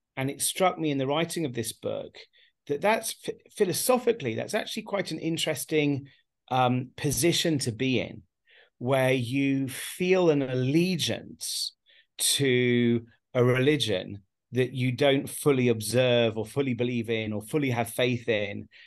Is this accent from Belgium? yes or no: no; England, United Kingdom; now in Haifa, Israel; born and raised in England